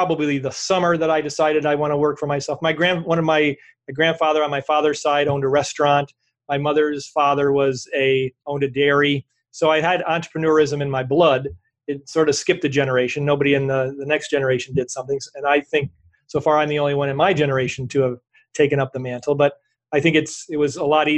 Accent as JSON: {"language": "English", "region": "New York", "country": "United States", "said": "I'm from New York."}